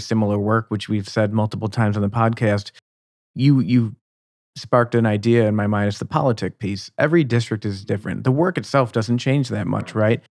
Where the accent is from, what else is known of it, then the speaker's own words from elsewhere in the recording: Buffalo, New York, United States; moved away; I'm originally from the Buffalo, New York region